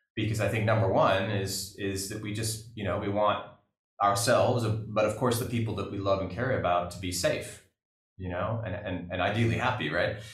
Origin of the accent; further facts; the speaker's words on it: California, United States; growing up in California